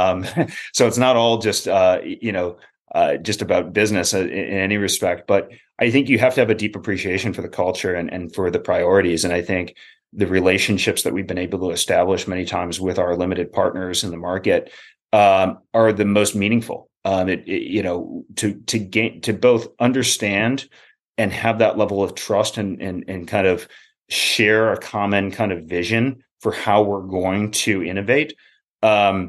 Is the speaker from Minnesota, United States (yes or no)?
yes; Minneapolis, Minnesota, United States; I grew up in the Twin Cities